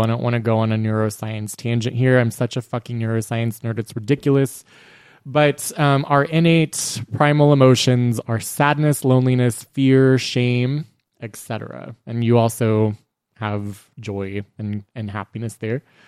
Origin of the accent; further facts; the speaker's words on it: Texas, United States; we are three men who were born and raised in Texas